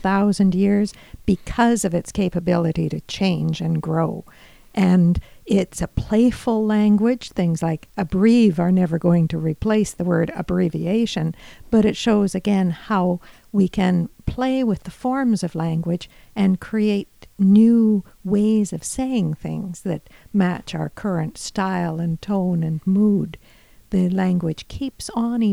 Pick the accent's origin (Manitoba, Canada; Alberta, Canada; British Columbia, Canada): Alberta, Canada; Edmonton; moved away as an adult; also born or lived in Grande Prairie; now in Fort McMurray, Canada; Alberta born. Yeah. I come from Edmonton originally, and I haven't gone very far from there